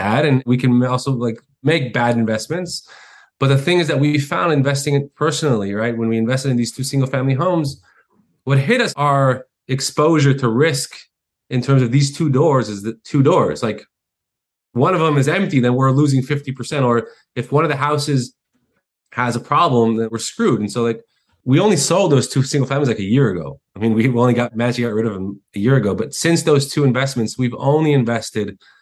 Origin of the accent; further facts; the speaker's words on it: Israel; also born or lived in United States; when I was a child, we moved to Israel, far, far away. Finished high school, got drafted in the military, which is mandatory in Israel